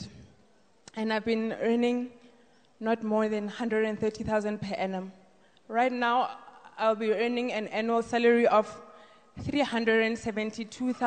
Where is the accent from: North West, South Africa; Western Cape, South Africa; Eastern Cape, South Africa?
North West, South Africa; Rustenburg; I am from Rustenburg